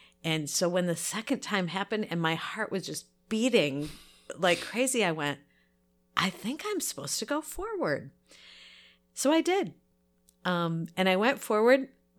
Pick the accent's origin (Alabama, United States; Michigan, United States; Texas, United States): Michigan, United States; So I grew up in the Free Methodist Church. My dad was a Free Methodist pastor. So really, in fact, we lived up in the Thumb when he was first pastor, and our parsonage was right behind the church.